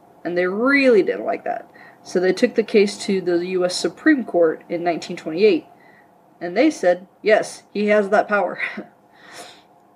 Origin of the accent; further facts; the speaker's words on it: Leavenworth, Kansas, United States; my hometown, Leavenworth, Kansas